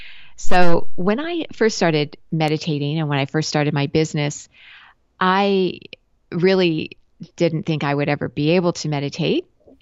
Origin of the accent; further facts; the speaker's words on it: West Coast, United States; also born or lived in Japan; I lived for a lot of years in Asia, and I'm originally from the West Coast of the US.